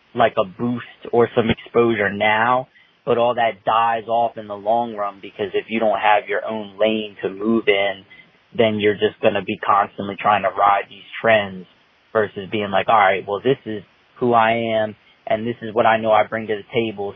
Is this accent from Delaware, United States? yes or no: yes; Sussex County, Delaware, United States; not born, but raised, lived my whole life from the time I was a baby in Sussex County, Delaware.